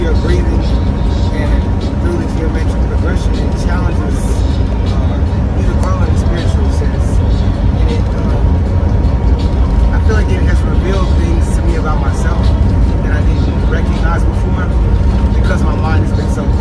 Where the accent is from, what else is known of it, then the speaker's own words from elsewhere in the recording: Houston, Texas, United States; moved away as an adult; also born or lived in New York; now in Washington, D.C., United States; I'm originally from Houston, Texas, and I currently live in DC